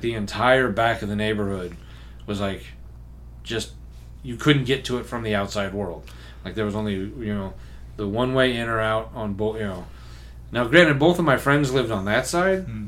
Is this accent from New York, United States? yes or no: no; Memphis, Tennessee, United States; when I was growing up in Memphis, most fireworks were just straight up illegal